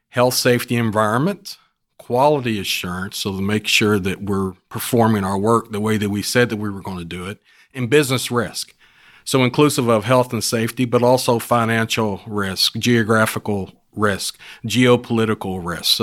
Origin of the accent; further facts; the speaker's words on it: West Virginia, United States; now in Houston, United States; from West Virginia.